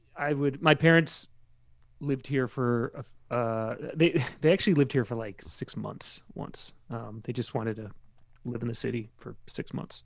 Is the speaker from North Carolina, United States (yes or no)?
no; Maryland, United States; moved away as an adult; now in New York, United States; I grew up in Maryland. I moved there in ninety-three, and then I, I left there